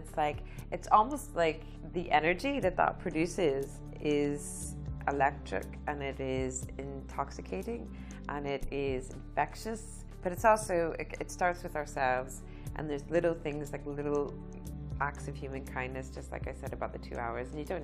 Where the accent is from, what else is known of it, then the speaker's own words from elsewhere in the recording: United States; moved away as an adult; now in Northern Ireland, United Kingdom; I'm from America